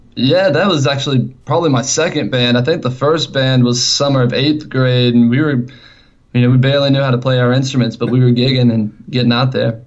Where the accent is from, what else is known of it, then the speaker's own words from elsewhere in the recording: Columbia, South Carolina, United States; we're actually from Columbia, South Carolina